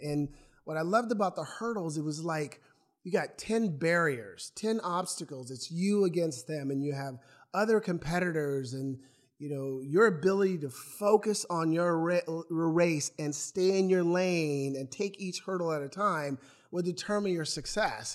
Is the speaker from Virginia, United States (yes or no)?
no; Portland, Oregon, United States; also born or lived in Lake Oswego, Oregon; I grew up in Northeast Portland, thirteenth and Killingsworth